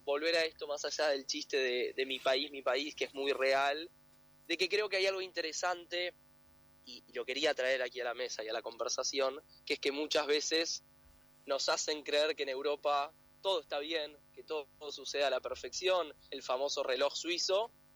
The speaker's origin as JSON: {"language": "Spanish", "country": "Argentina"}